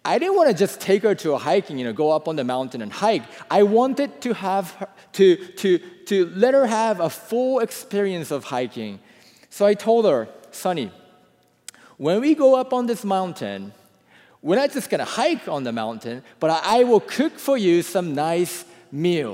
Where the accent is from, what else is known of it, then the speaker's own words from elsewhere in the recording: Japan; I am from Japan, you know, growing up in a different country